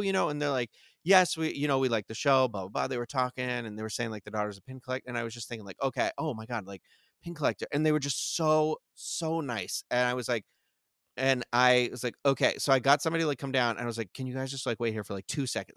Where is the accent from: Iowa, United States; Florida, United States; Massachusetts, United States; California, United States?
Massachusetts, United States; Carver; I grew up in Carver, Massachusetts